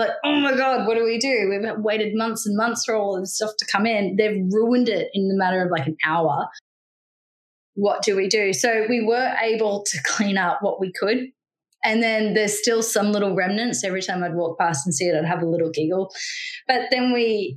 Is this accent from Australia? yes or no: yes; Australia; also born or lived in Cape Town, South Africa; as the Australian